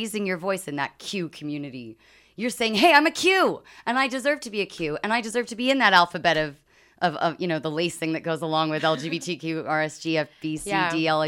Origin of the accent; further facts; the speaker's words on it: United Kingdom; accent: British; I'm British.